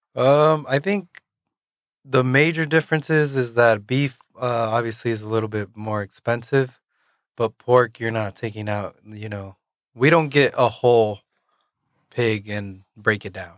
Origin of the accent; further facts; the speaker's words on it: Yakima, Washington, United States; also born or lived in Kennewick, Washington; up until I was thirteen years old, I lived in Yakima, Washington